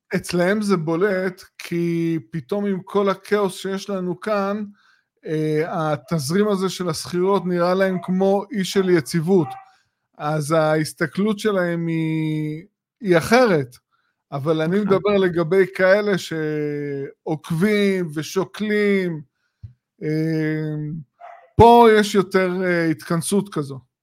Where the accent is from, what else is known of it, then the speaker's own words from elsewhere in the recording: Israel; כישראלים שגרים בישראל